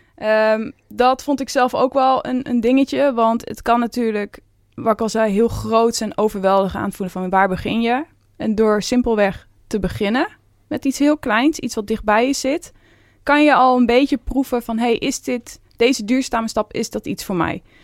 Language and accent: Dutch; Veluwe, Gelderland, Netherlands; Dus ik kom ook van de Veluwe.